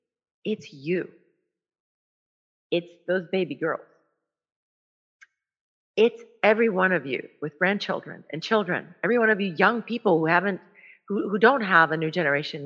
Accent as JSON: {"language": "English", "country": "El Salvador", "moved": "yes", "said": "I am from El Salvador"}